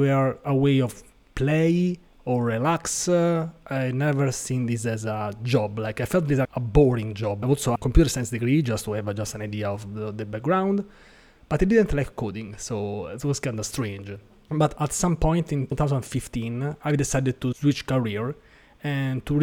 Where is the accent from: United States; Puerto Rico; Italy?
Italy; Rome, Lazio; from Rome, Italy